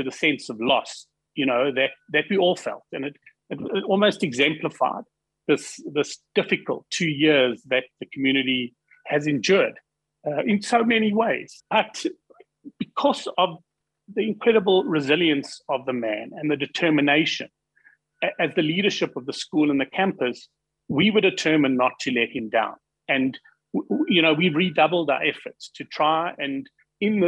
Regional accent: South Africa

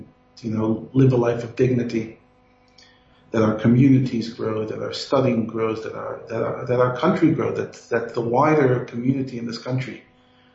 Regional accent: New York City, New York, United States; accent: Brooklyn; moved away as an adult; also born or lived in Ohio; now in Johannesburg, South Africa; I grew up in New York

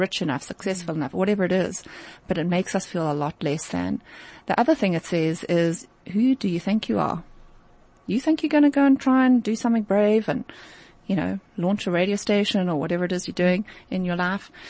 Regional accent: South Africa; as a South African

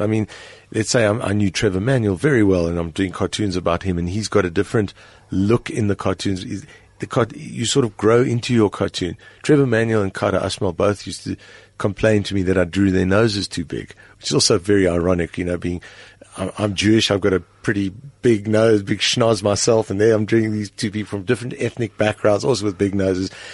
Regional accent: South Africa; my primary identity is as a South African.

